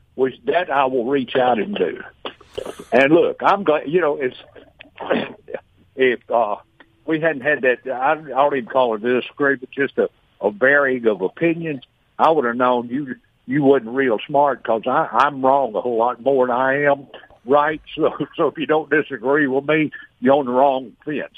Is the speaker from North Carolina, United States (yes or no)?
no; Rankin County, Mississippi, United States; I'm from Rankin County. I'm a pasty white boy